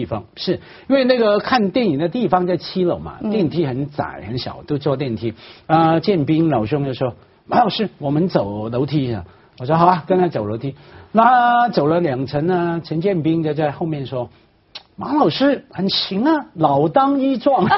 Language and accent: Chinese; Hong Kong; 我我一个香港人啊，在大城市长大，我看了也有眼。